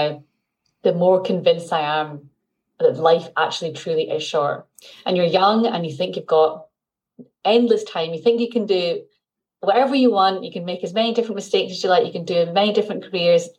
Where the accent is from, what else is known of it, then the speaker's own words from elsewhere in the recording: Glasgow, Scotland, United Kingdom; moved away as an adult; also born or lived in London / Cambridge / Newcastle; I've born and brought up in Glasgow, lived here until I went to uni, and then actually went to England for 10 years in London and Cambridge and Newcastle, all over, and then moved back up here when I had my first child.